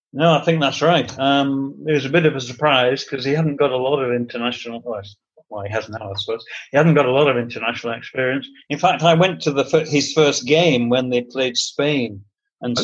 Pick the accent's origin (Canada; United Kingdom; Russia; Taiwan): United Kingdom; Manchester, North West England; I'm from Manchester, um, from the old Trafford end